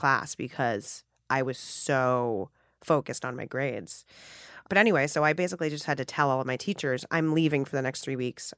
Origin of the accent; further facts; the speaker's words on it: New York City, New York, United States; I grew up in a Hell's Kitchen in Midtown Manhattan